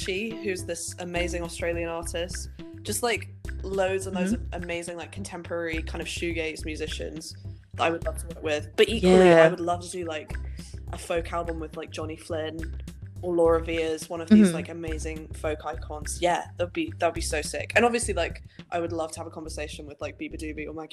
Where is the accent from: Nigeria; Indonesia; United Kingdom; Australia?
United Kingdom; Helensburgh, Scotland; moved away as an adult; now in Manchester, United Kingdom; I grew up in Helensburgh's quite rural, really